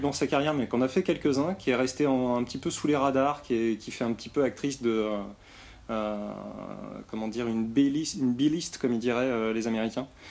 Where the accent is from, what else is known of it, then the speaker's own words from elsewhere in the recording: France; je suis français